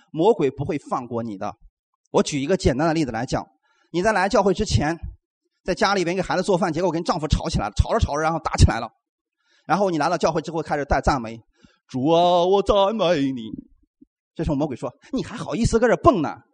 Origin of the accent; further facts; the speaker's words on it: China; 给我们中国人无形当中。造就了一个框架